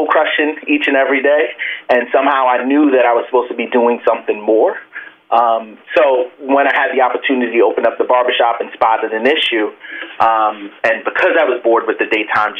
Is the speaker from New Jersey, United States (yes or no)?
yes; New Jersey, United States; also born or lived in Brooklyn; I'm a Jersey boy. I was born in Brooklyn, but yes, a Jersey boy.